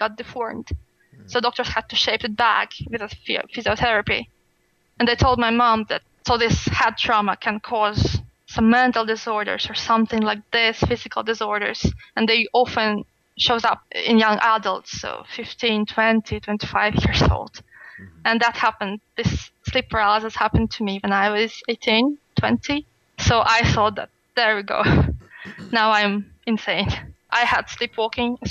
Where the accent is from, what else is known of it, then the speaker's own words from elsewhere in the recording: Siberia, Russia; English is a second language; moved away as an adult; now in Sweden; my hometown, because it's in Siberia